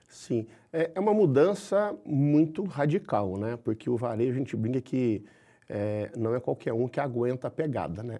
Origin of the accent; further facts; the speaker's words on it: Minas Gerais, Brazil; como um bom mineiro, eu sou muito, eu sou muito próximo de gente